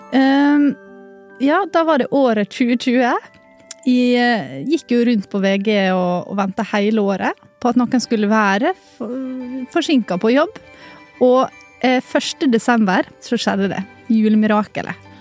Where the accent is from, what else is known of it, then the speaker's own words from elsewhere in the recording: Ålesund, Møre og Romsdal, Norway; Jeg er fra Ålesund